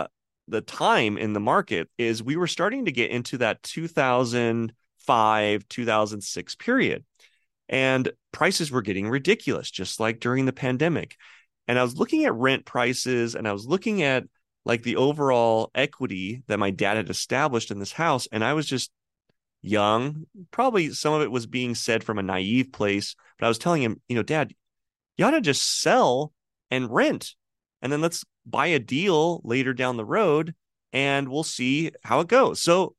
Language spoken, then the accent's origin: English; California, United States; It was the house that I grew up in California.